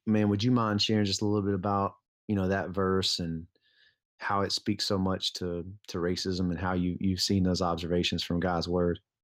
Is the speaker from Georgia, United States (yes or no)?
yes; Lithonia, Georgia, United States; I grew up in Lithonia, Georgia